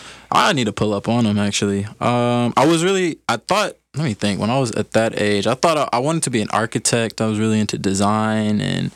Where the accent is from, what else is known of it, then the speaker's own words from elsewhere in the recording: Indianapolis, Indiana, United States; also born or lived in Cleveland, Ohio; I was born in Cleveland, Ohio, East Cleveland. Word. And then was raised in Indianapolis.